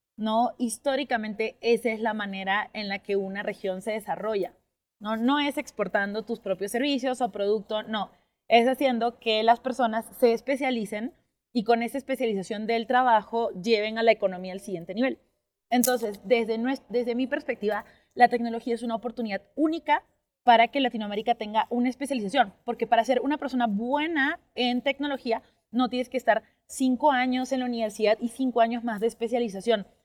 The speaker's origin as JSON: {"language": "Spanish", "country": "Peru", "tie": "born or raised there", "said": "al yo haber crecido o haberme formado toda la parte de educación primaria en una ciudad muy chiquitita de Perú"}